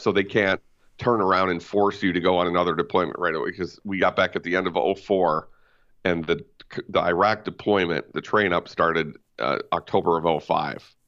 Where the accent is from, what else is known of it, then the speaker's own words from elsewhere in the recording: White Bear Lake, Minnesota, United States; I grew up in White Bear Lake, uh, Urbanus Heights, technically